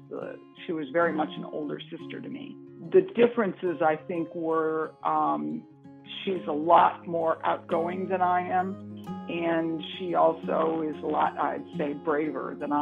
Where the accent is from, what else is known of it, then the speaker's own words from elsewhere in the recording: Hamtramck, Michigan, United States; also born or lived in Detroit, Michigan; I was born in Detroit, Michigan, actually, and I lived in a town called Hamtramck, Michigan, which is a small town surrounded by the city